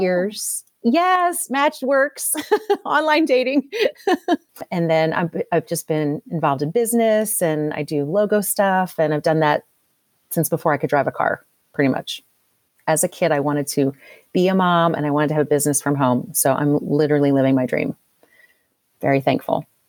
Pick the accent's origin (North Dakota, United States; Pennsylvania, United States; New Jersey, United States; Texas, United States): Pennsylvania, United States; Philadelphia; also born or lived in Louisville, Kentucky; now in Kentucky, United States; I live outside Louisville, Kentucky. Did not grow up here. I grew up outside Philadelphia.